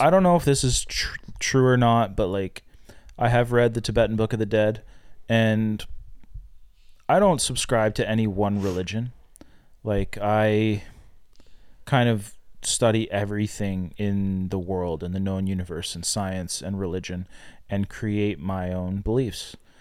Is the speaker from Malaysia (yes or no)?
no; Canada; I'm Canadian